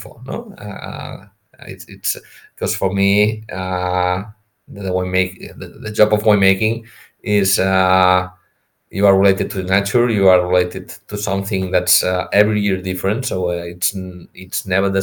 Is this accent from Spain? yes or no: yes; Priorat, Catalonia, Spain; I'm from Priorat. So my family had vineyards.